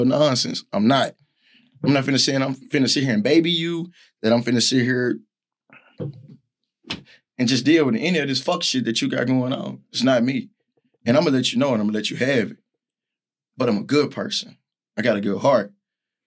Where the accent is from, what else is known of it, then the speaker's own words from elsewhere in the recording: Little Rock, Arkansas, United States; I grew up in Little Rock, Arkansas